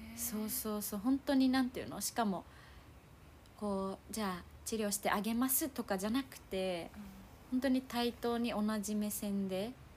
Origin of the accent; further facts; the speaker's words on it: Naha, Okinawa, Japan; 私は那覇だから、まあ、海はそばにあるんだけど